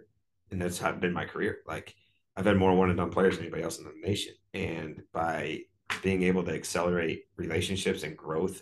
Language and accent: English; Wisconsin, United States; moved away; also born or lived in Chicago, Illinois; I'm from Wisconsin